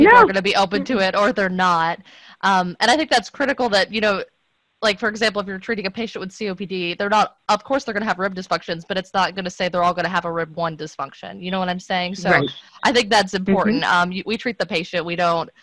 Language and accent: English; Tennessee, United States; I'm from Tennessee